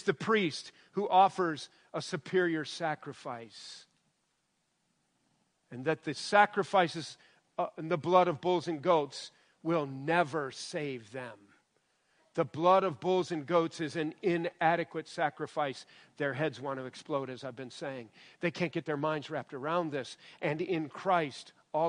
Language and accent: English; Illinois, United States; also born or lived in Michigan; I grew up saying Melchizedek, and I'm from Illinois